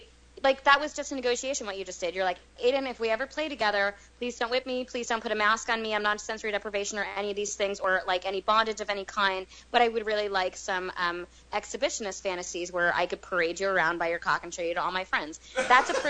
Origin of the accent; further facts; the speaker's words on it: New York City, New York, United States; I'm from New York City, too